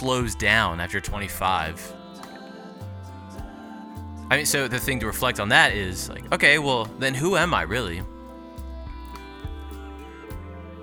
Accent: New Jersey, United States; I was born in New Jersey in 1993.

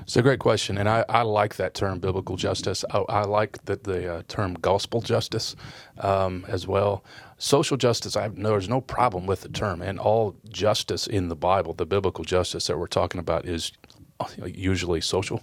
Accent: Kentucky, United States; also born or lived in Detroit, Michigan; I was born in Detroit, uh, grew up in Kentucky

